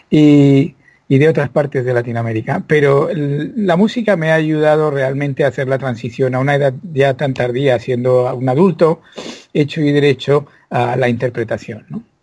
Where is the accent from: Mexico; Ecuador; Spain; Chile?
Spain; moved away as an adult; now in United States; nací en España donde me crié, además, afortunadamente en el seno de una familia estupenda. Nunca teníamos dinero, pero había mucho amor eh, y muchos libros y mucha música.